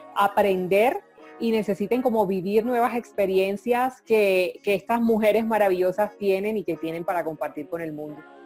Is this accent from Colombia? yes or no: yes; Colombia; yo soy colombiana, vivo en Colombia